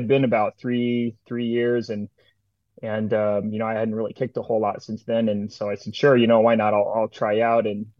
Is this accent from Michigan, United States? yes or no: no; Mesa, Arizona, United States; moved away as an adult; also born or lived in Florida; I was born and raised in here in Mesa, Arizona